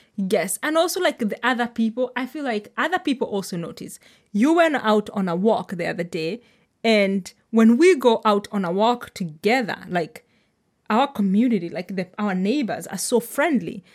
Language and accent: English; Kenya; moved away as an adult; now in Sonoma County, United States; I am Kenyan, I am, like, I'm new to America